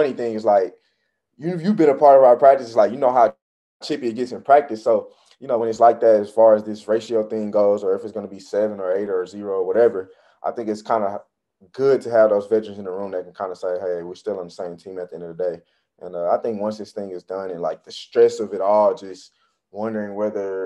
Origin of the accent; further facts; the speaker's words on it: United States; I am American